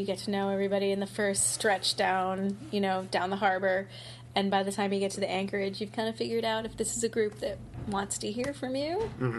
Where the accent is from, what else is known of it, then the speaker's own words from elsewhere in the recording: Glocester, Rhode Island, United States; I grew up in Gloucester, Rhode Island.